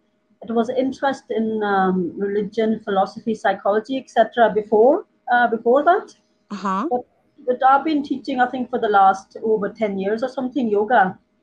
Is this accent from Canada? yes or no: no; Ireland; also born or lived in India; because you know that I was born in India, and religion's kind of a part of life there. But I was quite young when I left, and when we came to Ireland